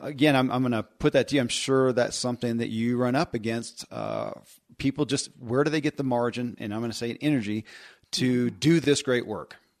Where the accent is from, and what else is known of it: Kentucky, United States; born or raised there